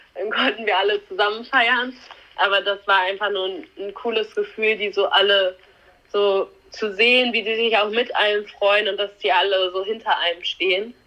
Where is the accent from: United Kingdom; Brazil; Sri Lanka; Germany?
Germany; near the Dutch border; Marsbergen liegt halt relativ nah ja an meinem Heimatort, würde ich mal so sagen. Also wir sind relativ dicht an der holländischen Grenze.